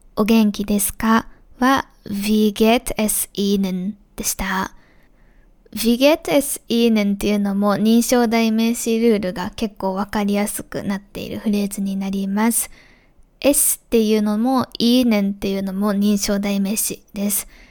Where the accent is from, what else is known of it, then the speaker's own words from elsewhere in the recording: Japan; first language Japanese; 私のように日本語を母語として生まれ育って大人になってから外国語としてドイツ語を習得した